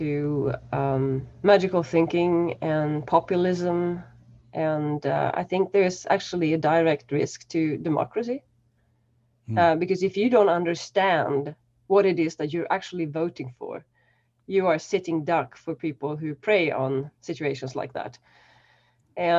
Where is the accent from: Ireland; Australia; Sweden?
Sweden; central Sweden; now in Berlin, Germany; I grew up in a really small, pardon my French, but shitty, still working town in sort of mid Sweden